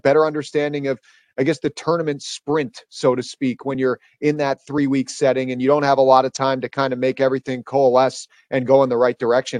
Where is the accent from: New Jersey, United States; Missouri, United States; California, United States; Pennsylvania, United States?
Pennsylvania, United States; Philadelphia; I actually played youth hockey with Brian O'Neill growing up in the Philly area.